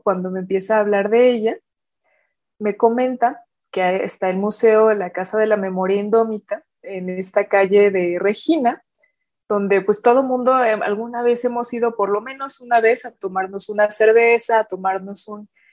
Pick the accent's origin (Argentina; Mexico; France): Mexico